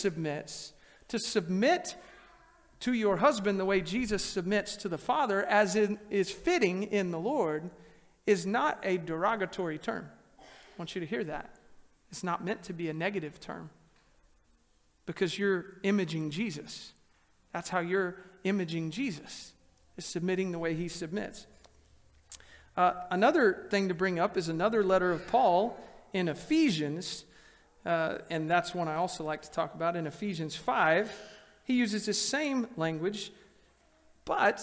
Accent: Texas, United States; moved away; where I grew up in Texas

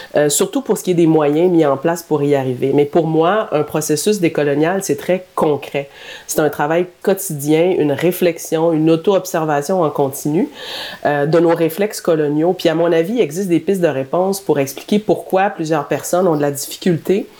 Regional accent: Drummondville, Quebec, Canada; je suis native de Drummondville

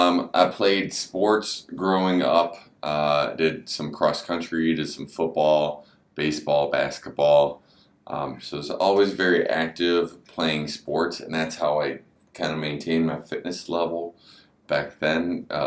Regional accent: Berea, Ohio, United States; also born or lived in Olmsted Falls; I grew up in the neighboring town of Berea, right over here. Although I actually, technically our house was in Olmsted Falls, but I went to Berea City Schools

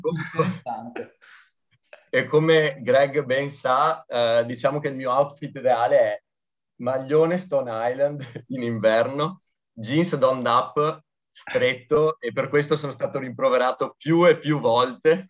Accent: Veneto, Italy; da buon Veneto

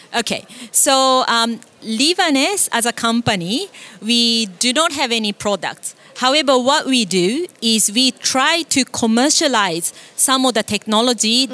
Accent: Singapore; also born or lived in Japan; I'm Japanese, but I grew up in Singapore

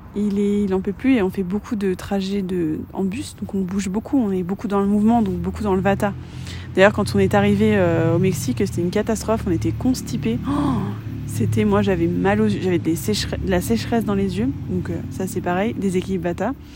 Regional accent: France

